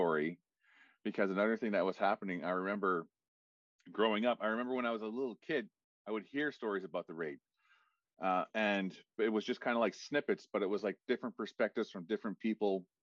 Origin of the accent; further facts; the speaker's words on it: Listuguj, Quebec, Canada; moved away as an adult; also born or lived in Ottawa; I'm from Listuguj